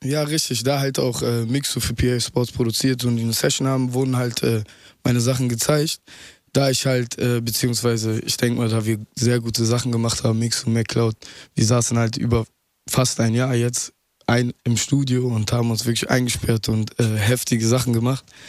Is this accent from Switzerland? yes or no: no; Mülheim an der Ruhr, North Rhine-Westphalia, Germany; also born or lived in Duisburg / Essen; now in Berlin, Germany; geboren in Duisburg, aufgewachsen in Mülheim, irgendwann mit drei Jahren dorthin gezogen und äh, anschließend dann in Essen gelandet